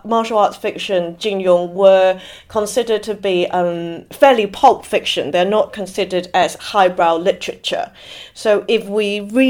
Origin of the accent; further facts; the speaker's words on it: Hong Kong; also born or lived in Shenzhen; I grew up in Hong Kong in the 80s and 90s